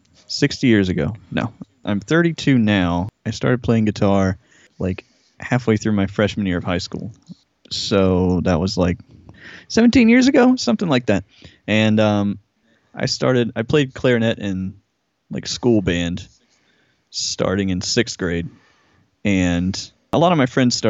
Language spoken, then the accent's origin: English; Jackson, Georgia, United States; moved away as an adult; also born or lived in Atlanta, Georgia; I grew up south of Atlanta, like, I don't know, maybe 40 miles south or something like that, in a really small town called Jackson, Georgia